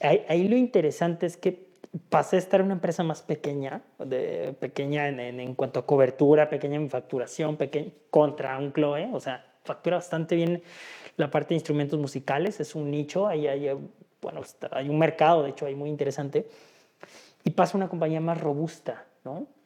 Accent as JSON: {"language": "Spanish", "region": "Oaxaca", "country": "Mexico", "tie": "born or raised there", "moved": "as an adult", "lives_now": "Guadalajara, Mexico", "said": "yo soy de Oaxaca, yo nací en Oaxaca, Llevo ya cerca de nueve años aquí en Guadalajara"}